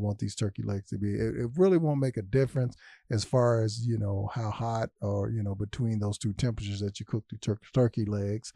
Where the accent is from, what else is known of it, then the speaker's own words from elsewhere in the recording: Louisville, Kentucky, United States; also born or lived in Detroit, Michigan; my hometown